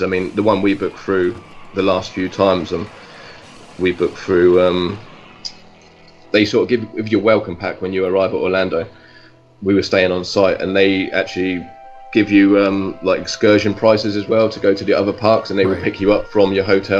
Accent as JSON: {"language": "English", "region": "England", "country": "United Kingdom", "said": "I'm English."}